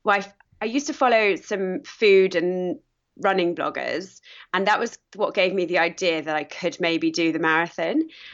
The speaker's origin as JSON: {"language": "English", "country": "United Kingdom", "said": "I am British, obviously."}